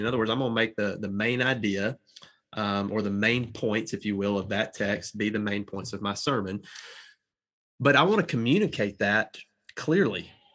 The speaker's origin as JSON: {"language": "English", "region": "the South", "country": "United States", "accent": "Southern drawl", "said": "I'm from the South and I've got a little bit of a draw"}